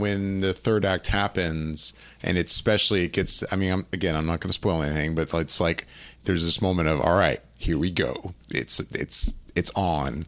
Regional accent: Orlando, Florida, United States; I grew up in Orlando

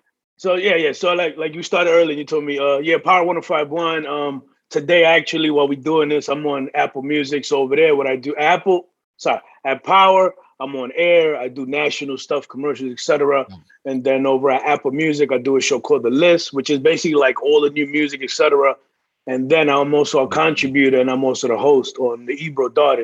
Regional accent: Dominican Republic; also born or lived in Venezuela; now in New York, United States; I'm an immigrant from Dominican Republic, proud of it. I'll tell you every single day where I'm from. Yeah. From Dominican Republic, we went to Venezuela. From Venezuela, we ended up in Little Dominican Republic, which is Washington Heights.

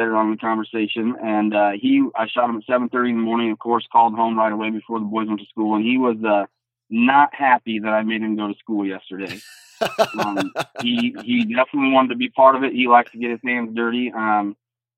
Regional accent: Southeast Iowa, United States; I'm from Southeast Iowa. Born and raised, only left to go to college and came right back home.

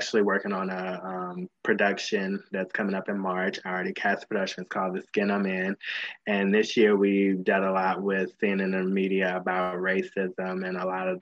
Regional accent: Virginia, United States; moved away as an adult; also born or lived in Washington, D.C. / Los Angeles; I was born in Washington, D.C., raised in Virginia

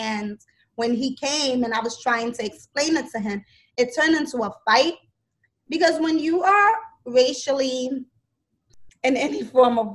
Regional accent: New York, United States; I'm from New York.

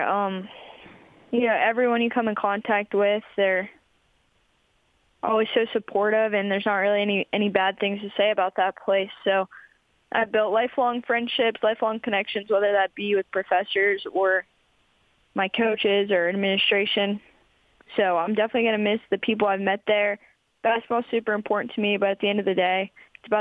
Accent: West Virginia, United States; being able to kind of represent my home state

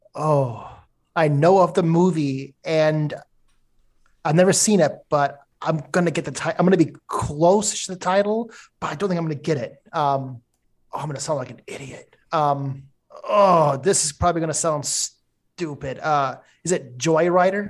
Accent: Minnesota, United States; moved away; I'm from Minnesota originally. I grew up there

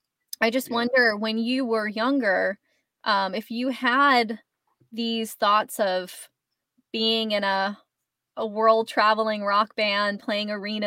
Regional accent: Hanson, Massachusetts, United States; I grew up in Hanson, like you just mentioned, where your mom ended up moving

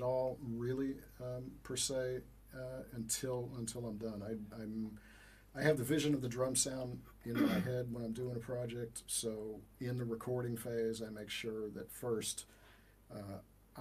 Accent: New York, United States; growing up in New York in the 80s, trying to get into the studio business

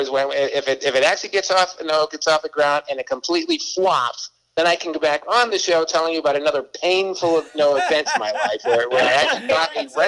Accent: Boston, Massachusetts, United States; You know, now Southern girl from Alabama, and I'm, I'm from Boston, and, and we went to school in uh, Connecticut.

